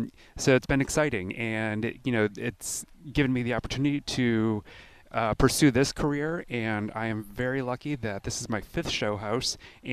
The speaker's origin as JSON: {"language": "English", "town": "Buffalo", "region": "New York", "country": "United States", "tie": "born or raised there", "also_born_or_lived": "Los Angeles / Minneapolis / Philadelphia", "moved": "as an adult", "said": "grew up in Buffalo. I left for a couple decades."}